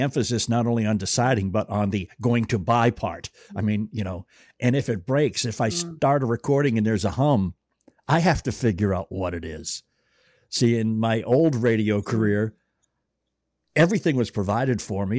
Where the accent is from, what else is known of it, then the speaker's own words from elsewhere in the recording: Boston, Massachusetts, United States; I grew up in Boston too